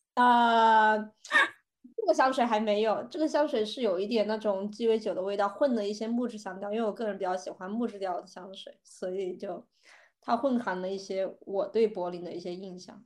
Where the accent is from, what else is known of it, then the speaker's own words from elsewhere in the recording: southern China, China; now in Germany; 我是南方人嘛，我在国内我其实是不太愿意去北方的澡堂洗澡的